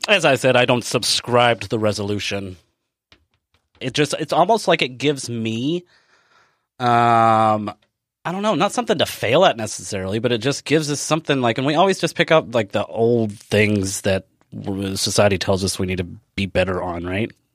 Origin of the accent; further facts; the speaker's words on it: Kentucky, United States; we're from Kentucky